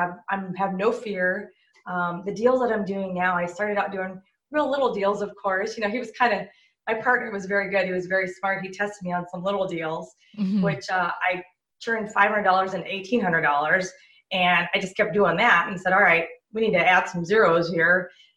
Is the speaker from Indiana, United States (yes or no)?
no; Southern California, United States; I grew up in Southern California